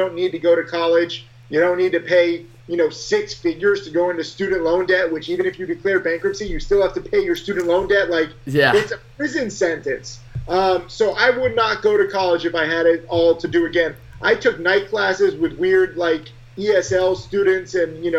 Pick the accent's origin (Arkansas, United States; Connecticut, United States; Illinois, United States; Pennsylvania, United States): Connecticut, United States; moved away; I'm from a small town in Connecticut